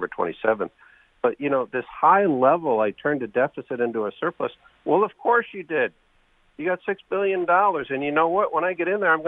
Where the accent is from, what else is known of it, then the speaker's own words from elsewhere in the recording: New Haven, Connecticut, United States; I grew up on Dixwell Avenue in New Haven